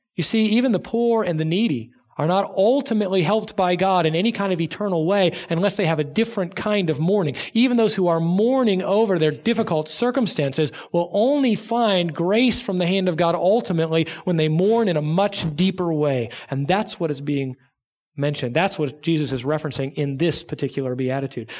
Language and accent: English; Southern California, United States; moved away; I grew up in Southern California